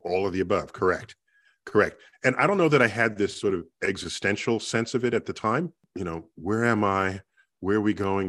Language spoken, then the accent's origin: English; New York City, New York, United States; growing up in the Bronx